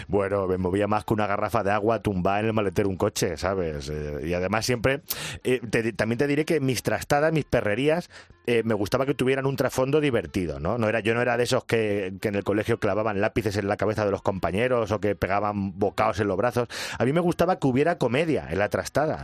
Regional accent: Picón, Castilla-La Mancha, Spain; fue en la misa del gallo de Picón, en mi pueblo

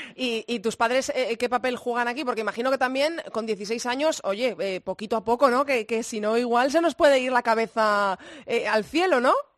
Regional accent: Zamora, Castile and León, Spain; De haber nacido en una ciudad pequeñita. Eh, yo soy de Zamora

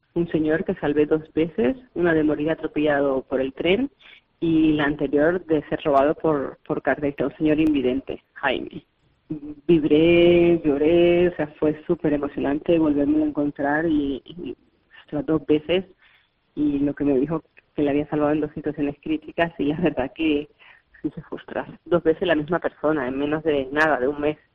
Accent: Colombia; now in Barcelona, Spain; nací en Colombia

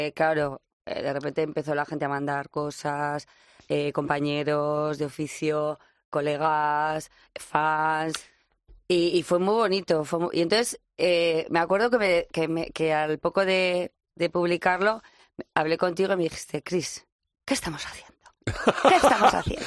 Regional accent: Lodosa, Navarre, Spain; yo soy de Lodosa

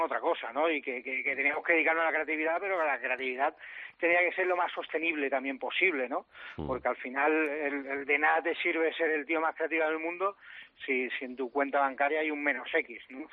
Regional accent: Andalusia, Spain; soy andaluz

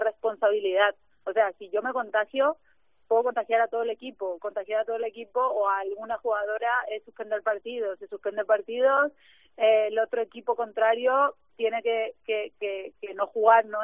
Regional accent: Paraguay; moved away; que soy de Paraguay

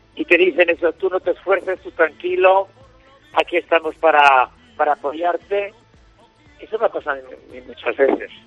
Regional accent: Andalusia, Spain; soy andaluz

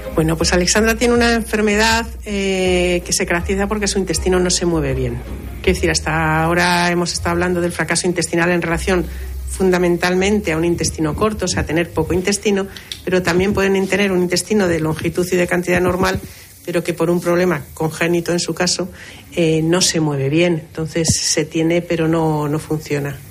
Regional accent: Tenerife, Canary Islands, Spain

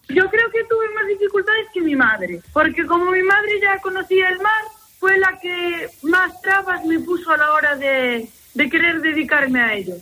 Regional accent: United States; moved away as an adult; now in Muros, Spain; yo me crié en los Estados Unidos y estudié en los Estados Unidos, vine para aquí me casé

